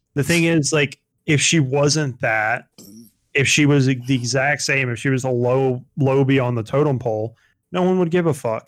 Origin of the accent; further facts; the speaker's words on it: Georgia, United States; growing up in Georgia all my life